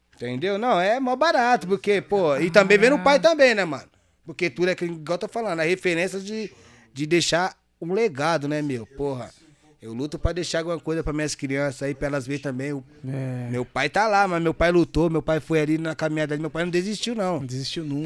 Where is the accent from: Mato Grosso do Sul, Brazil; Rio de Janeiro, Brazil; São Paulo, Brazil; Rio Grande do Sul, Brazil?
São Paulo, Brazil; Itaquaquecetuba